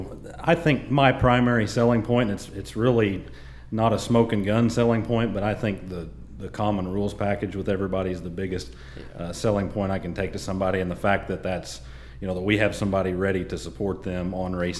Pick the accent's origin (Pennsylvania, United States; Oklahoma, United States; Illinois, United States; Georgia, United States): Oklahoma, United States; Salina; I was born there in Saline, Oklahoma, and just kind of grew up in it.